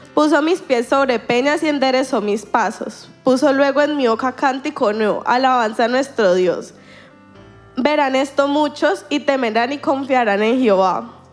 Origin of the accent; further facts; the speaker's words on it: Colombia; soy colombiana